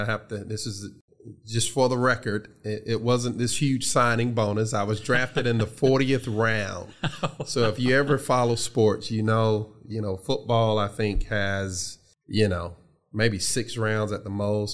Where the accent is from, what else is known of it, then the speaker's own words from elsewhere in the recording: Columbus, Georgia, United States; received a scholarship to Columbus State University, which is in my hometown, Columbus, Georgia.